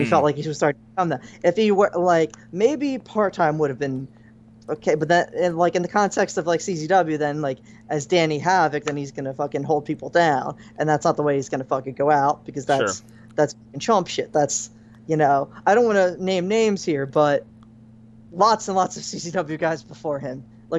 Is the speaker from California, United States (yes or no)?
no; Philadelphia, Pennsylvania, United States; I'm from Philadelphia, okay?